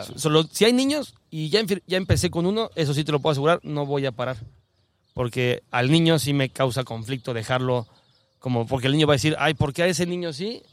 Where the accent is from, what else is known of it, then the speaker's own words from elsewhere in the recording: Mexico; accent: chilango; yo nací en México